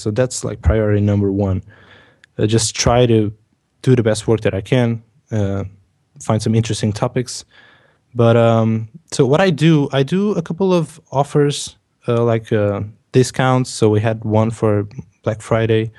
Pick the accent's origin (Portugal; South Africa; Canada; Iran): Portugal; English is a second language; I'm from Portugal